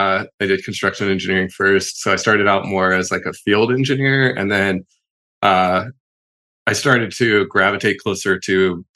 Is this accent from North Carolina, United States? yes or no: yes; Charlotte, North Carolina, United States; moved away as an adult; also born or lived in Boone, North Carolina; now in California, United States; So I grew up outside of Charlotte, North Carolina, and I moved to California in 2007. So I've been here ever since.